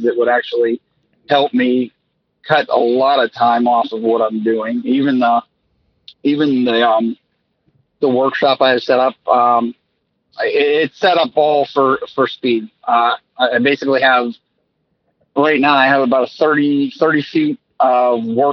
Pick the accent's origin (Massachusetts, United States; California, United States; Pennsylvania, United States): Pennsylvania, United States; New Castle; also born or lived in Edinboro, Pennsylvania; I'm in Western Pennsylvania. I'm from Newcastle, so I'm not, I'm like 45 minutes south of Pittsburgh